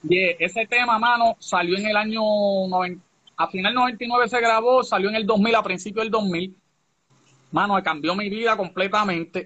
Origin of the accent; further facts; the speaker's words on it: Guayama, Puerto Rico; also born or lived in Massachusetts, United States (born); yo llegué de Estados Unidos y me pusieron una escuela en el barrio, en Guayama, en el barrio Corazón